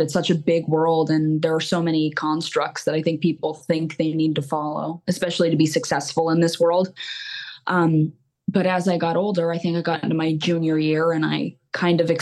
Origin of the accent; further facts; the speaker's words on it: Mountaintop, Pennsylvania, United States; I grew up in Mountaintop, Pennsylvania, still here.